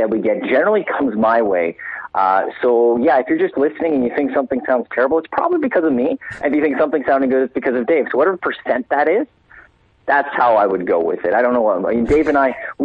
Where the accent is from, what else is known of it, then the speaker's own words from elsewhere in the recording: Edmonton, Alberta, Canada; growing up in Edmonton